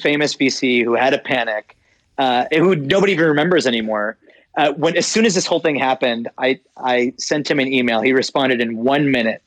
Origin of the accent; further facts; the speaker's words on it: Pittsburgh, Pennsylvania, United States; also born or lived in India; I was born in Pittsburgh